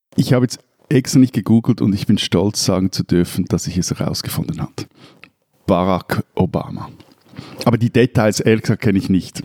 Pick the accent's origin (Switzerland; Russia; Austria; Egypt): Switzerland; bei uns in der Schweiz